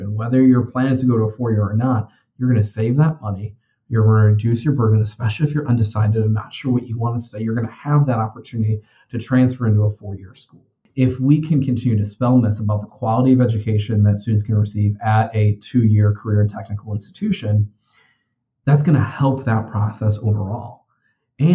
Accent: Addison, Illinois, United States; growing up in Addison, Illinois, and which is in DuPage County

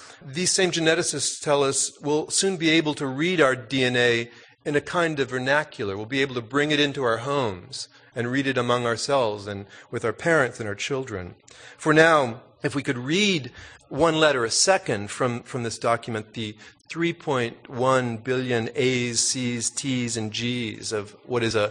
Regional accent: Texas, United States; also born or lived in New York; the Mexican Americans I grew up with in Texas

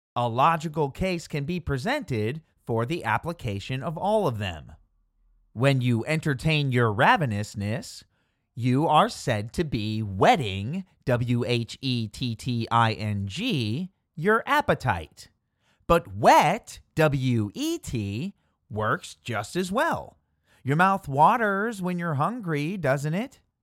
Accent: Midwest, United States; Growing up in the Midwest, I've heard both cold slaw and coleslaw

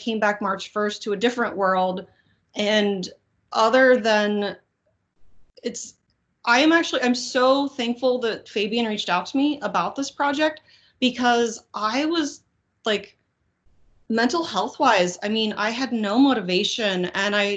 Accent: Kansas, United States; now in New York City, United States; I'm from Kansas

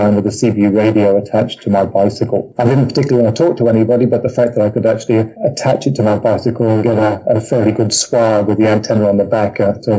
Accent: South Africa; also born or lived in England; I suppose my formative years were actually spent in South Africa, originally English. My family went out to South Africa in my early teens, turned to the UK

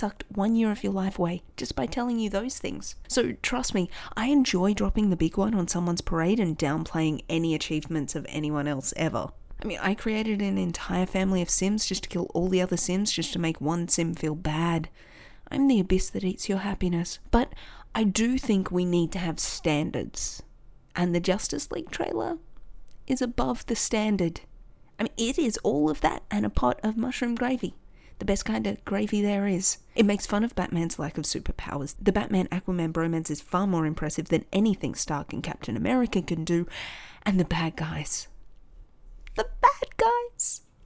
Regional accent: Australia; accent: Aussie; an Aussie kid not hearing the Aussie accent outside of your own country

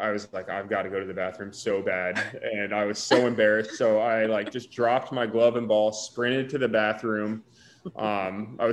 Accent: Winter Haven, Florida, United States; We grew up in Central Florida, like I said, in Winter Haven

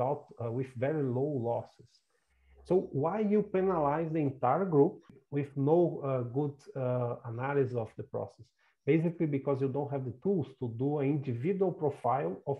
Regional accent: South Region, Brazil; moved away as an adult; I'm originally from Brazil. My family still have a farm in the south of Brazil, close to Uruguay's country

